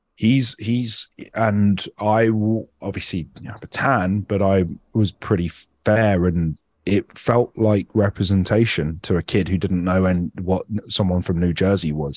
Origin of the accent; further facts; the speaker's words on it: United Kingdom; moved away as an adult; now in United States; being Indian but being British